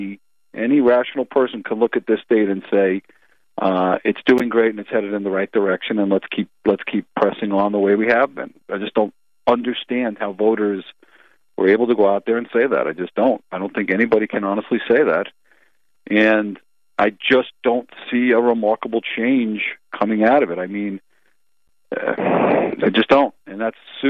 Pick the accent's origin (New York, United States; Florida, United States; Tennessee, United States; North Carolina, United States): New York, United States; Long Island; also born or lived in Brooklyn, New York; I've lived in New York my whole life. I was born in Brooklyn, and then we moved out to Long Island.